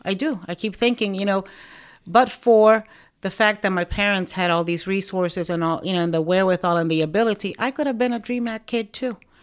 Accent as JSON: {"language": "English", "town": "Miami", "region": "Florida", "country": "United States", "tie": "born or raised there", "also_born_or_lived": "Nicaragua", "said": "I, um, settled in Miami and I grew up in Miami"}